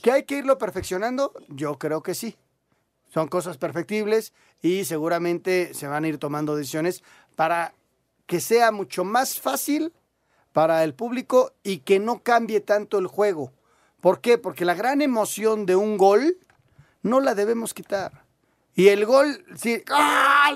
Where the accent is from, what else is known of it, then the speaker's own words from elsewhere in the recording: Mexico City, Mexico; somos del DF